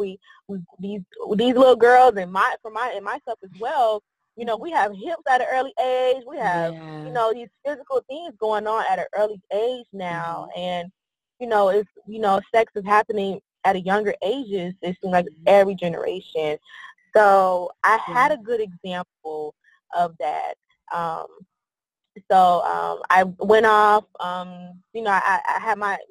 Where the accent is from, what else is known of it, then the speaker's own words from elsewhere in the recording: Miami, Florida, United States; also born or lived in Tallahassee, Florida / Pensacola, Florida; now in Orlando, United States; I'm originally from Miami, Florida, born and raised there. Throughout my life, there was a lot of moving back and forth, you know, from Orlando to Miami